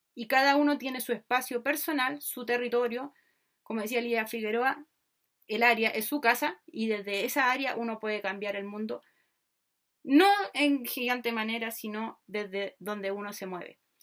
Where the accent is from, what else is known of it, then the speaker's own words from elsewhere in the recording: Chile; soy chilena